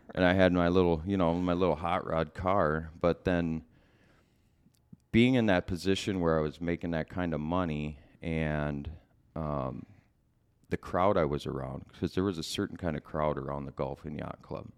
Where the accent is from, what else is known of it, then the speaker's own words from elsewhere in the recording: Bloomington, Minnesota, United States; also born or lived in Center City, Minnesota; I was born in Center City, that's in Chisago County. Um, and we pretty much lived, uh, mostly in Bloomington, um, growing up